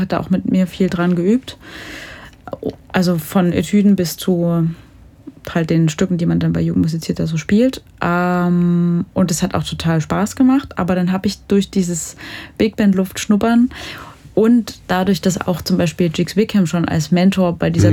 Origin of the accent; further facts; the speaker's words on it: Jonsdorf, Saxony, Germany; also born or lived in Dresden / Lucerne; now in Leipzig, Germany; Ich komme ursprünglich aus der Oberlausitz, so aus dem Dreiländereck Polen, Tschechien, Deutschland, wirklich sehr weit im Osten, mhm. aus einem kleinen Dorf, Jonsdorf. Und ja, da bin ich ein paar Jahre aufgewachsen, aber auch ein paar Jahre in Dresden.